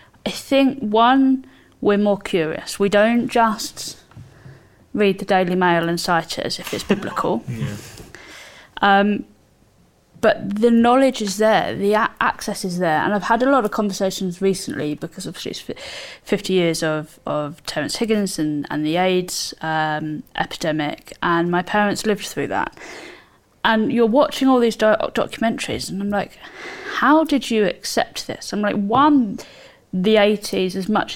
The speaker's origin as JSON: {"language": "English", "area": "Surrey", "region": "South East England", "country": "United Kingdom", "said": "I come from Surrey and I come from a little town in Surrey, you have that community"}